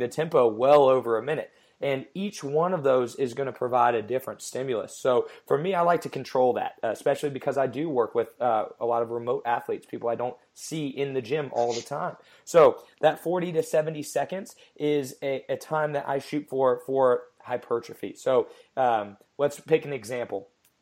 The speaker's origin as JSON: {"language": "English", "town": "Cincinnati", "region": "Ohio", "country": "United States", "moved": "as an adult", "lives_now": "Columbia, United States", "said": "I'm originally from Cincinnati, Ohio"}